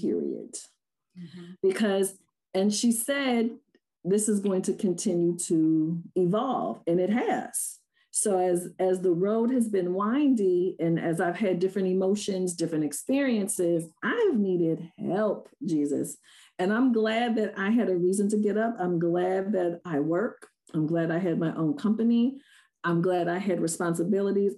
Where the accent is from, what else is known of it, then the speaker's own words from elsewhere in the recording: Rochester, New York, United States; I was born and raised in Rochester